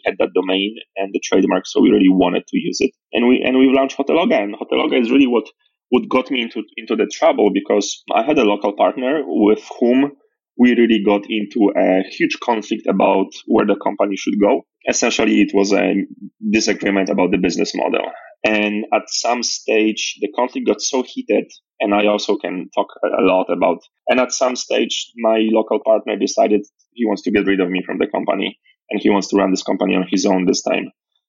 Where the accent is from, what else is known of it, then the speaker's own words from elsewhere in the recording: Poland; moved away as an adult; also born or lived in Nigeria; born and raised in Poland